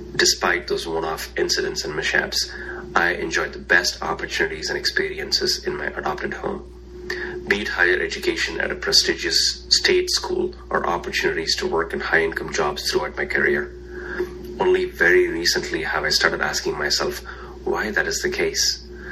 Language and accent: English; India; moved away as an adult; now in United States; My racial journey in this country began more than 20 years ago when I immigrated from India